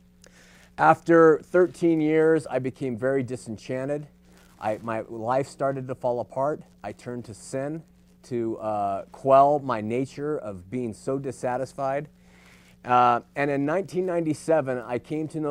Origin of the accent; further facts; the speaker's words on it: Los Angeles, California, United States; I was born in Los Angeles and into an LDS home